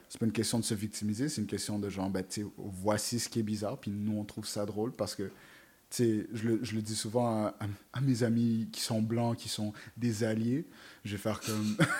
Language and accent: French; Montreal, Quebec, Canada; je venais du Canada, je disais, je viens de Montréal